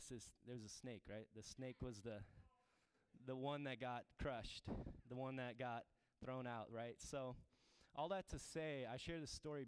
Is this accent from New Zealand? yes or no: no; Turkmenistan; moved away; I'm from the Middle East, Turkmenistan.